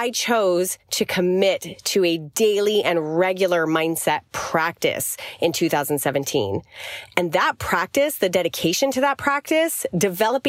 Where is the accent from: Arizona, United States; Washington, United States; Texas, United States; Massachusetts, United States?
Arizona, United States; now in Florida, United States; I grew up in Arizona, like in desert, and then moved to Florida